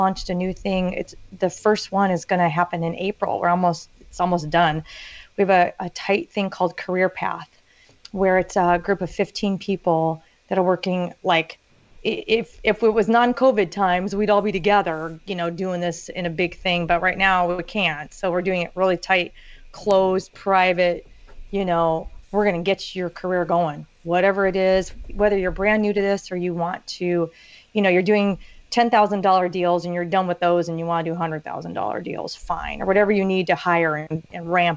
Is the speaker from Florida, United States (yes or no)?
no; Orange County, California, United States; I grew up in Orange County, California